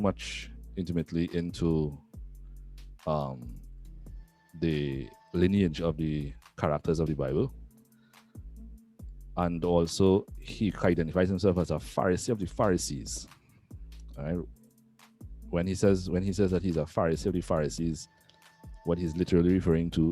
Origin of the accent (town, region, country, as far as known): Trinidad & Tobago